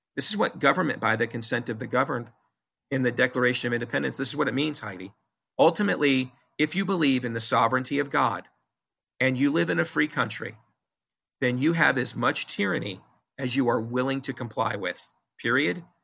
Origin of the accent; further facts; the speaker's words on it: Iowa, United States; my home state of Iowa